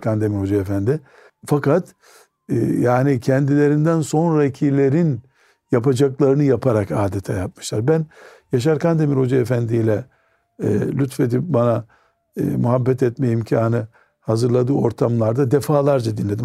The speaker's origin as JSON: {"language": "Turkish", "region": "Trabzon", "country": "Turkey"}